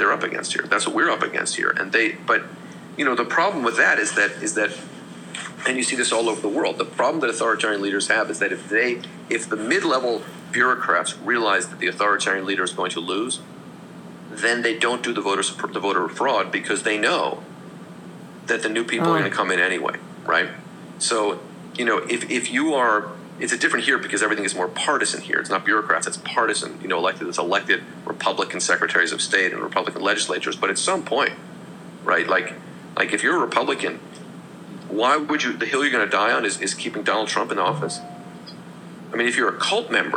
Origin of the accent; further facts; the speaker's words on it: San Francisco, California, United States; also born or lived in Santa Cruz; I'm from California, went to Santa Cruz, grew up in San Francisco